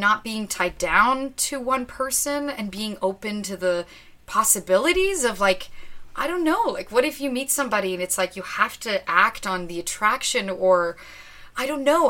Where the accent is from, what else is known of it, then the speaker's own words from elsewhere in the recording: Ottawa, Ontario, Canada; moved away; I grew up in Ottawa, so my whole family's there